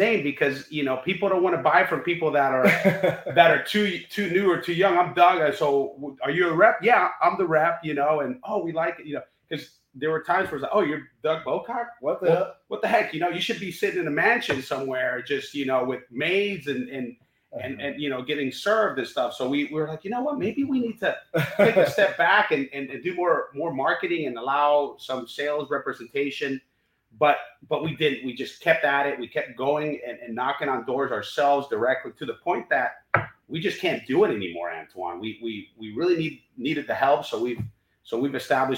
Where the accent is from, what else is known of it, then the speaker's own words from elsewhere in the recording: Honduras; now in United States; we're Honduran, you know, we grew up in Honduras.